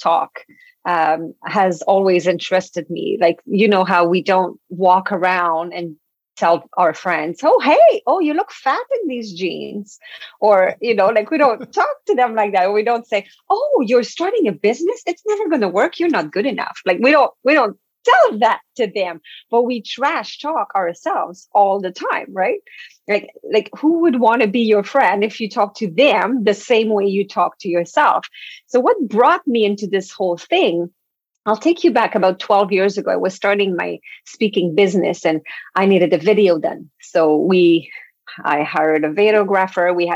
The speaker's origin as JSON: {"language": "English", "region": "Quebec", "country": "Canada", "first_language": "French", "second_language": "English", "moved": "yes", "said": "I'm French from Quebec"}